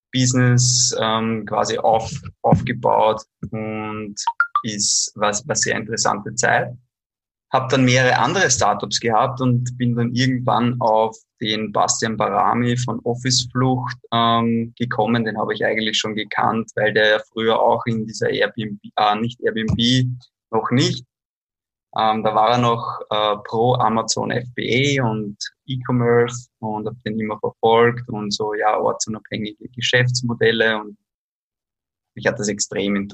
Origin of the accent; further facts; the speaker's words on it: Lower Austria, Austria; Also kurz zu mir … ich bin ursprünglich aus Niederösterreich, bin 29 Jahre alt